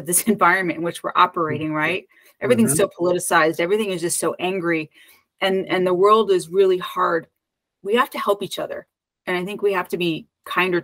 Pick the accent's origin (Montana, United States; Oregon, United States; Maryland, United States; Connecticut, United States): Connecticut, United States; also born or lived in New York / Los Angeles / San Francisco Bay Area; now in Oakland, United States; I was born and raised in Connecticut